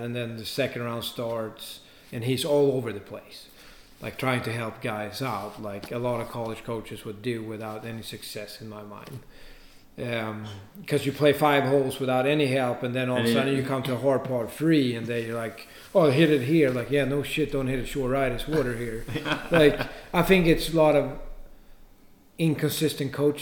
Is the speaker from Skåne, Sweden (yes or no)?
no; Stockholm, Stockholm County, Sweden; moved away as an adult; also born or lived in Augusta, Georgia; I'm from Stockholm